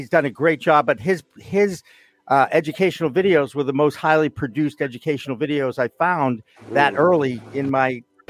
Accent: Boston, Massachusetts, United States; yes, I am from Boston, not Boston.

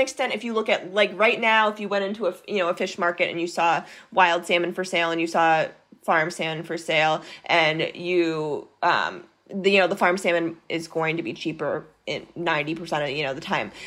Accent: Maine, United States; I grew up in Maine

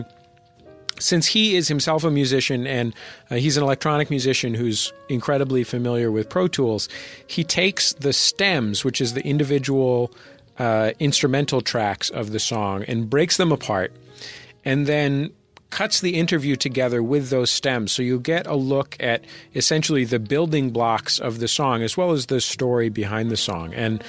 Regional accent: Somerville, Massachusetts, United States; She's from Arlington. I'm from Somerville.

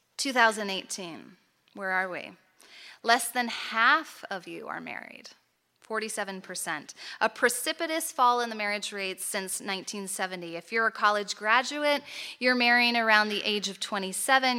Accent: United States; moved away as an adult; also born or lived in Chicago; now in Toronto, Canada; I grew up in the States

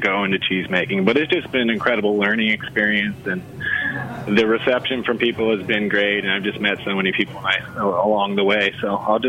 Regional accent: California, United States; moved away as an adult; now in Seattle, United States; I moved to the Seattle area from Northern California when I was about 23 and found cheesemaking.

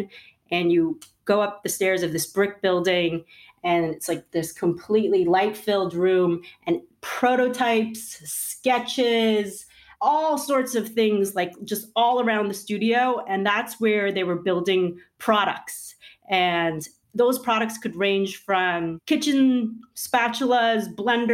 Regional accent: New York, United States; I grew up in New York.

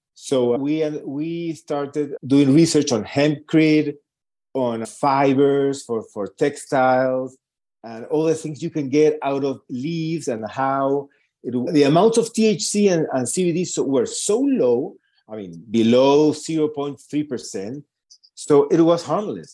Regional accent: Lima, Peru; moved away as an adult; now in Santiago, Chile; I was born and raised in Lima, Peru.

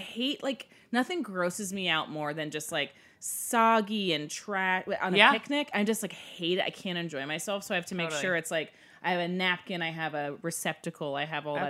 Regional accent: Florida, United States; I'm from Florida

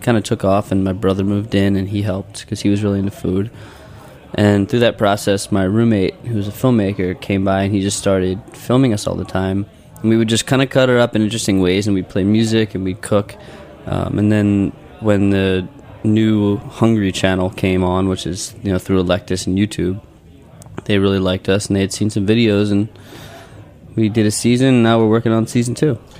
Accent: Philadelphia, Pennsylvania, United States; Did you know that we're from Philadelphia?

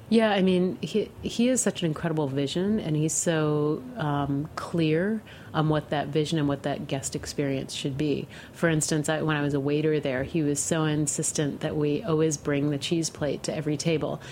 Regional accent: Western New York State, United States; moved away as an adult; also born or lived in Amherst, Massachusetts; I grew up in Western New York State between Rochester and Buffalo

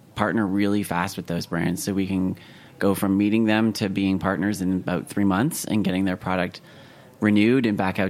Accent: Canada; moved away as an adult; now in United States; I'm originally from Canada, the fact that I left Canada to go move to the US

